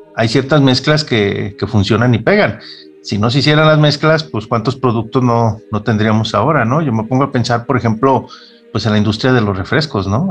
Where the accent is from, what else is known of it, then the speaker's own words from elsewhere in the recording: Mexico; parte de mi historia como, como mexicano.